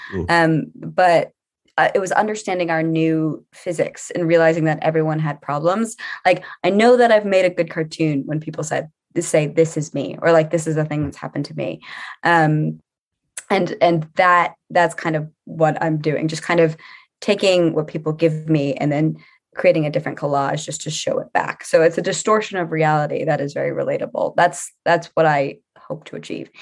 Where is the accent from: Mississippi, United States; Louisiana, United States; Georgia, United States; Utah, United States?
Louisiana, United States; New Orleans; now in London, United Kingdom; I'm from Louisiana